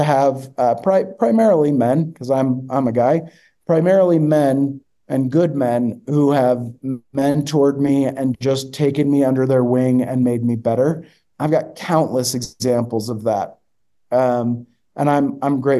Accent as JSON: {"language": "English", "region": "Michigan", "country": "United States", "tie": "born or raised there", "said": "I grew up in Michigan and, went to high school there"}